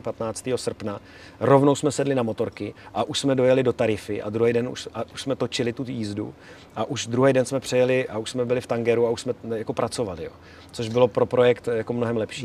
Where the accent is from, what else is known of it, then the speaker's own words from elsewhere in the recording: Czechia; my jako Češi máme možnost udělat si dva pasy